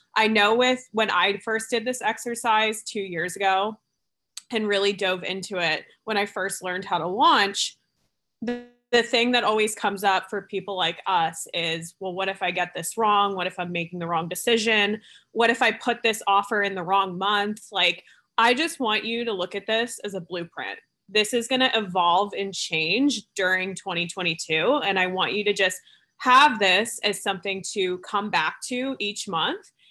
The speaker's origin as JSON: {"language": "English", "region": "New Jersey", "country": "United States", "tie": "born or raised there", "also_born_or_lived": "New York", "moved": "yes", "said": "I'm originally from Jersey. This is where I'm visiting right now. Um, and I grew up on the East Coast"}